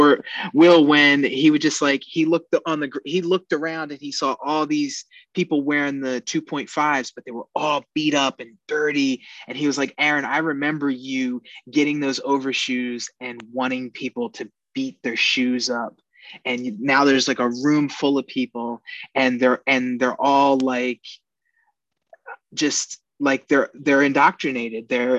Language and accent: English; Philadelphia, Pennsylvania, United States; now in Portland, United States; I'm from Philly